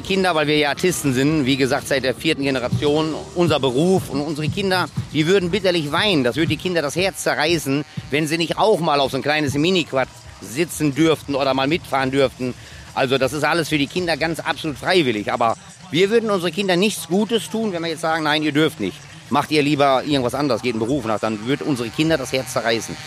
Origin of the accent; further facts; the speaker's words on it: Christianskoog, Schleswig-Holstein, Germany; Ich komme aus Christianskog